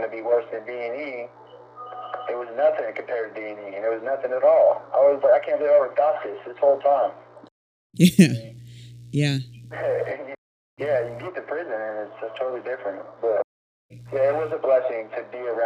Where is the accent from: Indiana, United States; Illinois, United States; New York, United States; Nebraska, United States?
Nebraska, United States; Lincoln; I'm from Lincoln